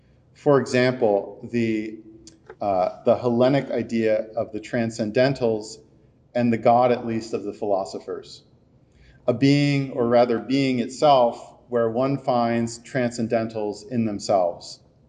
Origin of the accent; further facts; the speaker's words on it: East Coast, United States; and I'm from the East Coast, so please don't mob me right now.